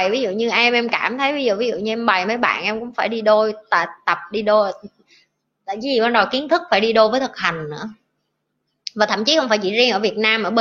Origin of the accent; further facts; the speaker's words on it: Tam Kỳ, Quang Nam, Vietnam; born there; anh ở ngay chợ tâm kỳ luôn vì sinh ở tâm kỳ nên anh hiểu anh nghe giọng em rất thân thương